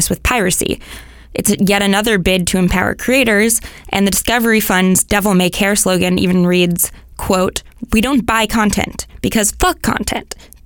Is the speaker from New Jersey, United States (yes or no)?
no; San Francisco, California, United States; In my hometown of San Francisco